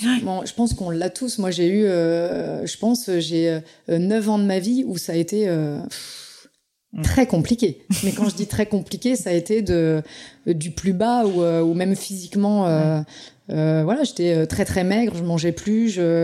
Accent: Pays de la Loire, France; je suis du Saumurois

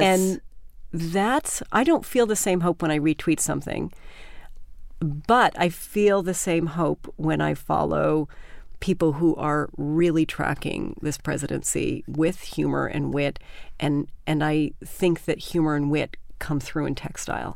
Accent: Canada; moved away; also born or lived in Vermont; I grew up in Canada

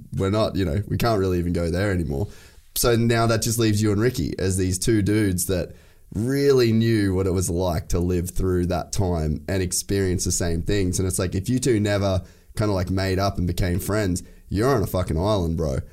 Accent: Cairns, Queensland, Australia; also born or lived in United States; I grew up in Cairns

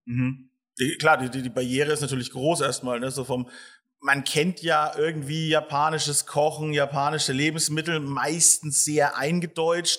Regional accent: Bavaria, Germany; mir in Bayern, mir lassen nichts übrig

